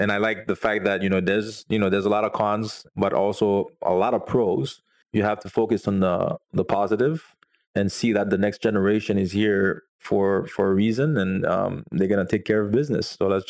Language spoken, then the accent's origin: English; Haiti; I'm from Haiti